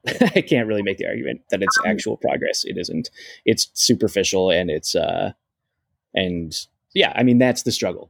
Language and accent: English; Ohio, United States; moved away; growing up in Ohio, you don't realize what's possible